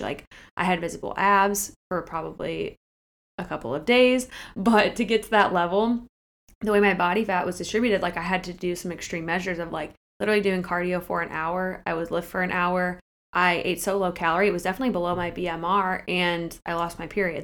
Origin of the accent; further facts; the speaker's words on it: Akron, Ohio, United States; moved away as an adult; also born or lived in Kent, Ohio / Cleveland, Ohio / Columbus, Ohio; I am from Akron, Ohio, in the Portage Lakes areas